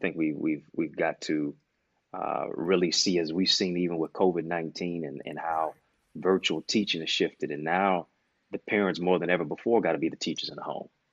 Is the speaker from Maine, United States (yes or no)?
no; Detroit, Michigan, United States; my hometown is Motown, Detroit, East Side